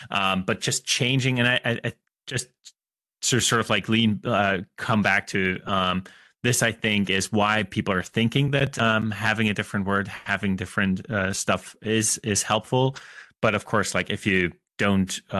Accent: Germany; English is a second language; we Germans

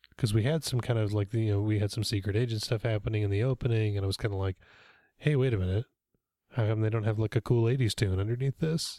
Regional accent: Olathe, Kansas, United States; We had that in Olathe, Kansas when I was a little kid

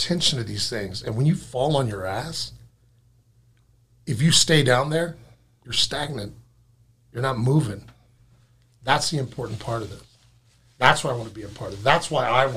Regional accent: West Texas, United States; moved away as an adult; now in Seattle, United States; Growing up in West Texas

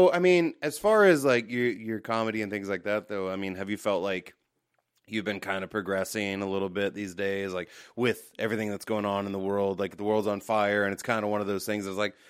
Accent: United States; I'm an American.

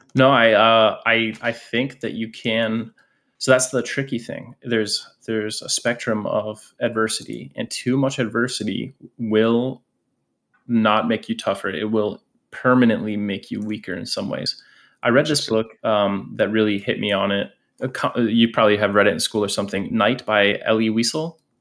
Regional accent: Scranton, Pennsylvania, United States; moved away; also born or lived in Orlando, Florida; I grew up originally in Pennsylvania, and then I moved to Orlando, Florida.

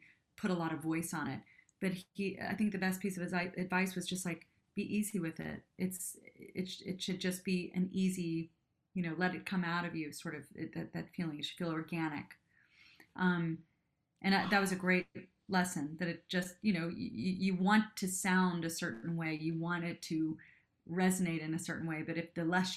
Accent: Cincinnati, Ohio, United States; moved away as an adult; also born or lived in Japan; now in New York, United States; I'm from Cincinnati, outside of Cincinnati. I'm from Ohio

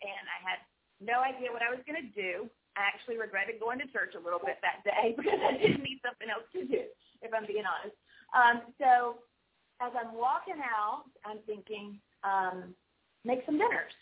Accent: Winterville, North Carolina, United States; also born or lived in Greenville, North Carolina / Wilmington, North Carolina; now in Cary, United States; I was actually raised in Winterville.

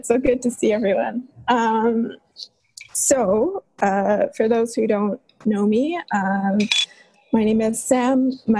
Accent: Vancouver, British Columbia, Canada; moved away as an adult; now in Ottawa, Canada; And I was raised in Vancouver on Musqueam, Tsleil-Waututh, and Salish territories. So I was in Vancouver until I moved away for university.

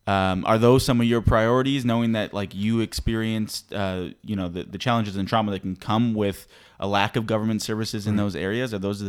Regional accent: Racine, Wisconsin, United States; he knows that I'm from Racine.

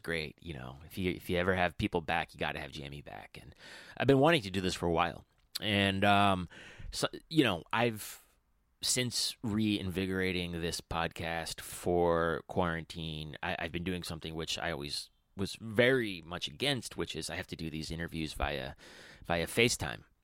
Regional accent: near the Hudson Valley, New York, United States; moved away; I grew up in the Hudson, well, near the Hudson Valley

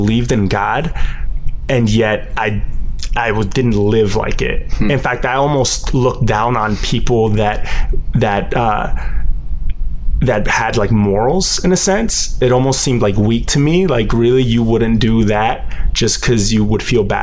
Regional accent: Connecticut, United States; also born or lived in Miami, Florida / Puerto Rico; I grew up in Connecticut, and it's a very white town

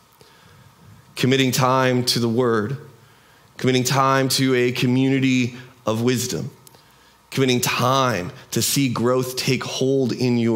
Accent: United States; We in our American culture

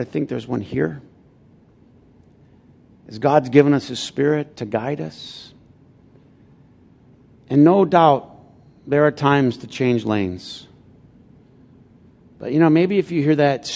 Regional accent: Flint, Michigan, United States; I'm from Flint

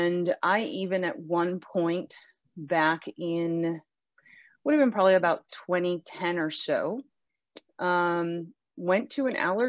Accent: Western Pennsylvania, United States; I was born and raised in Western Pennsylvania

